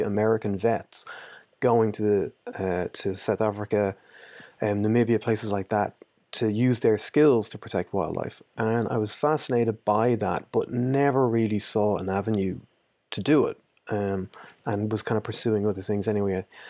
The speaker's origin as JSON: {"language": "English", "country": "Ireland", "said": "I'm from Ireland, but I've lived in a good few places"}